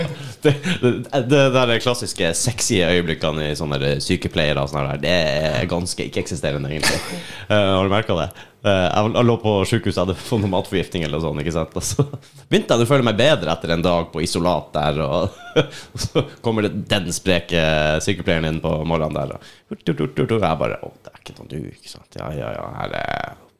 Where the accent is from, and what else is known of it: Finnmark, Norway